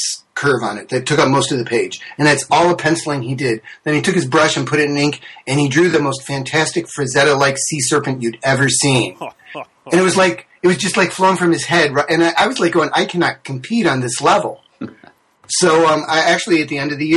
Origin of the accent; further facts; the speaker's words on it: New York, United States; I grew up in New York State.